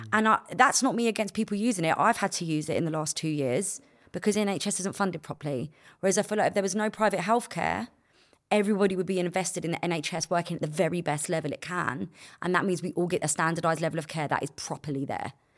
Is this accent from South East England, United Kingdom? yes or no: no; London, United Kingdom; I got to grow up in a place where, like, we all hung around on the estates